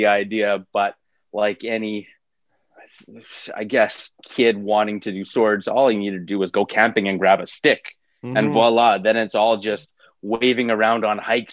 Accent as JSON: {"language": "English", "town": "Edmonton", "region": "Alberta", "country": "Canada", "tie": "born or raised there", "said": "I grew up out west. I'm from Edmonton, actually, originally"}